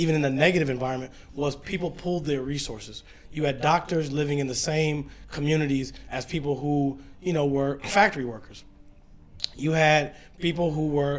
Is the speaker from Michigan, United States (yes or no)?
yes; Michigan, United States; now in New York, United States; I'm from the Midwest, I'm from Michigan